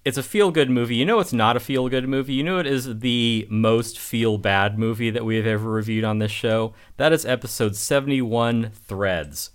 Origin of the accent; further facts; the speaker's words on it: United States; I'm an American